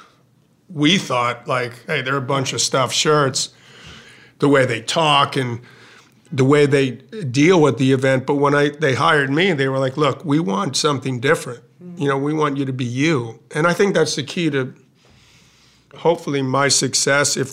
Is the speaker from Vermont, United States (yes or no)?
no; New York, United States; I'm a New Yorker. I've been a New Yorker my whole life